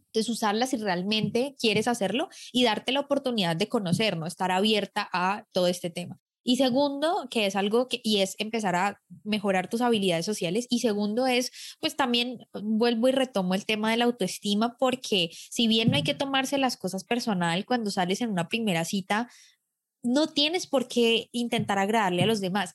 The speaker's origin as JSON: {"language": "Spanish", "country": "Colombia", "said": "los micrófonos en mi país"}